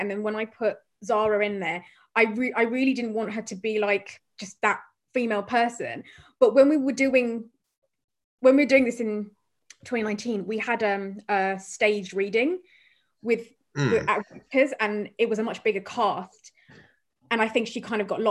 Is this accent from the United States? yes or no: no; Croydon, London, United Kingdom; growing up in Croydon and South London